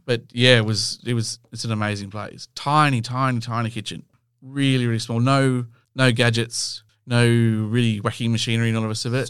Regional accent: Australia; we come from Australia

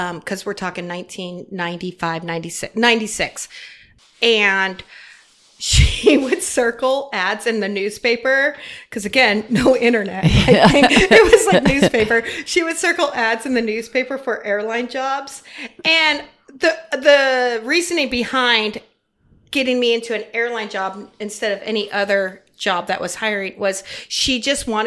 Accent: Arizona, United States; born there; And I had family in Phoenix and I was born in Arizona.

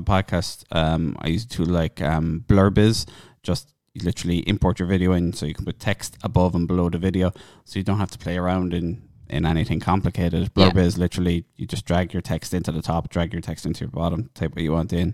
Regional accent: Cork, Munster, Ireland; accent: Cork; my Cork accent

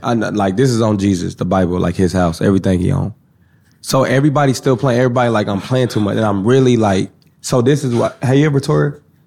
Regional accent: Kansas City, Missouri, United States; I'm from Kansas City

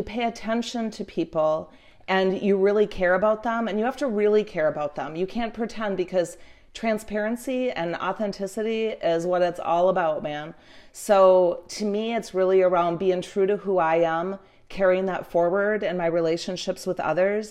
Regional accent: Marquette, Michigan, United States; at the university in the town that I grew up in Marquette

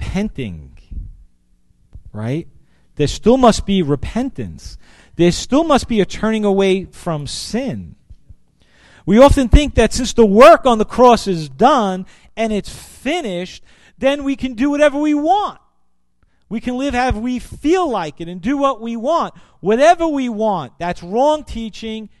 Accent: New York City, New York, United States; growing up in Brooklyn

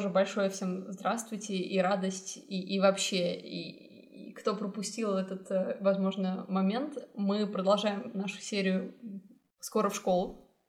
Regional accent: Kazakhstan; moved away; also born or lived in Vancouver, Canada; Я уехала из Казахстана в Ванкувер, потом поступила в Исипка.

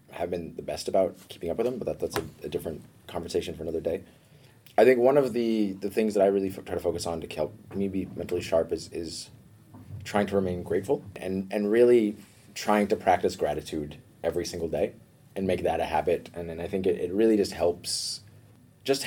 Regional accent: New York City, New York, United States; moved away as an adult; also born or lived in Denmark; now in Copenhagen, Denmark; I grew up in New York, which is, in my opinion, even though I don't think I want to actually live there, the greatest metropolis on Earth

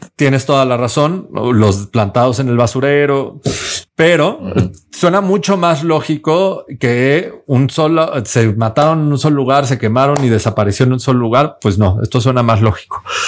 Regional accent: Mexico; nosotros como mexicanos

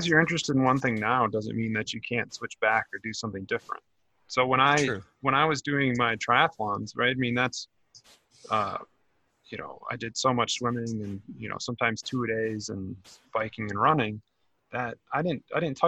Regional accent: Wisconsin, United States; growing up in a small town, you know, there is no rock climbing. It was in Wisconsin

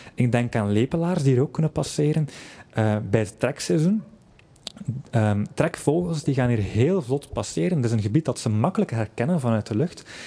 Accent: Flanders, Belgium

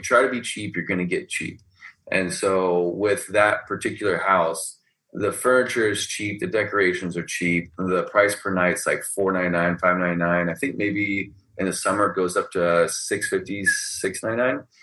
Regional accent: Texas, United States; also born or lived in California / Houston; I was born in California, but I was pretty much raised in Texas

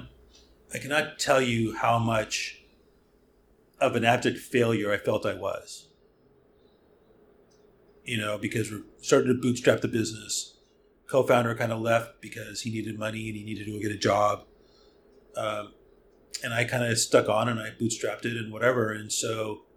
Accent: outside of Hollywood, California, United States; I was born and raised outside of Hollywood.

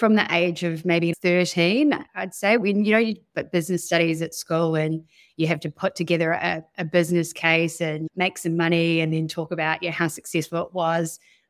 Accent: Wellington, New Zealand; also born or lived in Sydney, Australia / Tapawera, New Zealand; I was born in Wellington, but we moved around quite a lot when I was younger. I lived in Wellington, then Sydney, back to Wellington, then moved to a farm in Tapawera, which is in kind of Nelson, Tasman

